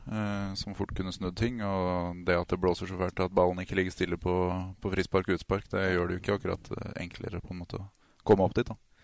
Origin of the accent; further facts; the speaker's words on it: Trysil, Innlandet, Norway; also born or lived in Denmark; Jeg er jo til og med født og oppvokst i Danmark. Yes. Flytta til Trysil når jeg var sju år gammel.